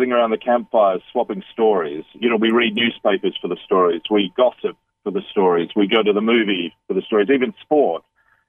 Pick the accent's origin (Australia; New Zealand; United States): New Zealand; also born or lived in London, United Kingdom / Bali, Indonesia; now in United Kingdom; I'm a Kiwi. I'm a New Zealander, though I've lived in London in the United Kingdom. I'm currently living in Bali